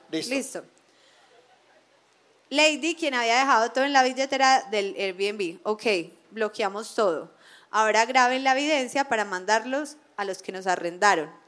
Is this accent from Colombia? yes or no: yes; Colombia; Y yo siendo una mujer colombiana, a mis 29 años, mandé a mi amigo hombre a dicha situación, rodeada de hombres en un oscuro andén de Medellín.